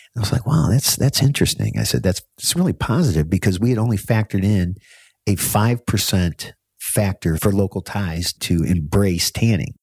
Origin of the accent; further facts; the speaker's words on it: United States; now in Bangkok, Thailand; as an American